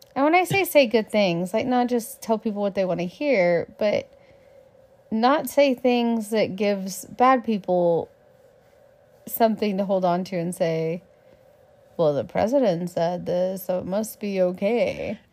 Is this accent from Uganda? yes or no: no; Texas, United States; I'm a Texan